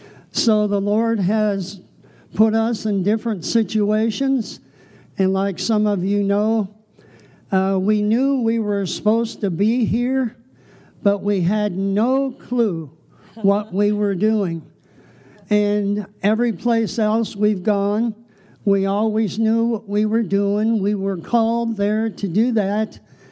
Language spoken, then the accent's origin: English; northeastern Ohio, United States; I'm the oldest of four, born in northeastern Ohio into a godly Christian home.